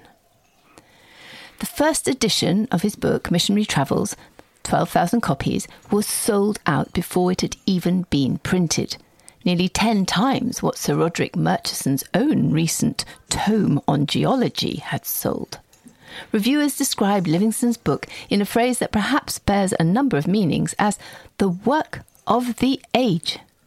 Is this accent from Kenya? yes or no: yes; Kenya; I was born in Kenya